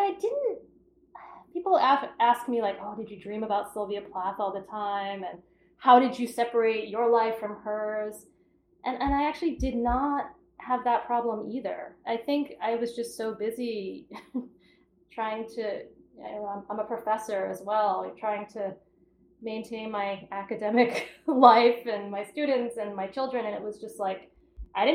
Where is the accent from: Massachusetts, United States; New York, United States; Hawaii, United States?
Massachusetts, United States; Cape Cod; I'm from Cape Cod